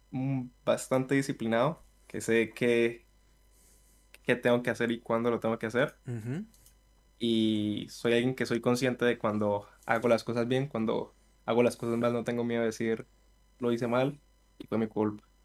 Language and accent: Spanish; Villavicencio, Meta, Colombia; De Villavicencio.